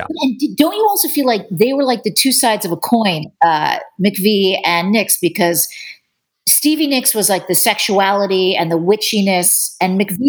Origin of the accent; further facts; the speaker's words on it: Chatham, New Jersey, United States; I grew up in New Jersey, and I was in a town called Chatham, New Jersey